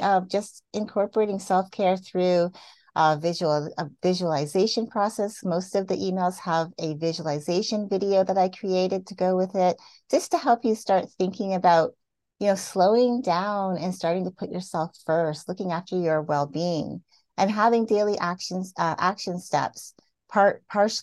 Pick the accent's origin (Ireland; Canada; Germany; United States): Canada; I grew up in Canada, so I'm used to the seasons.